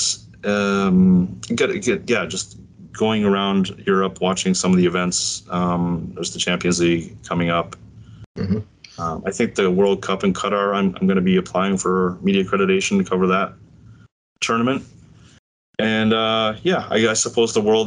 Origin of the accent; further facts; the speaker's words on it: St. Catharines, Ontario, Canada; moved away as an adult; also born or lived in Shanghai, China / Cairo, Egypt; my hometown in St. Catharines